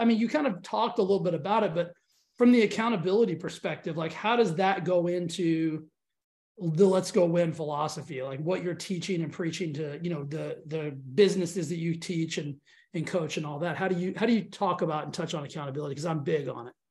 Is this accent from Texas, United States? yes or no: yes; Texas, United States; I'm from Texas.